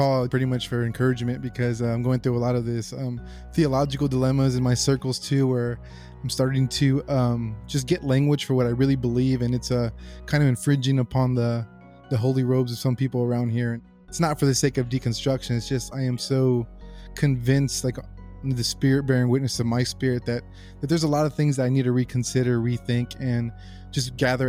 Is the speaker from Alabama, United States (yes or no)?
no; San Antonio, Texas, United States; You know, I grew up a Catholic in San Antonio, Texas, with a great Catholic family who are still devout Catholics.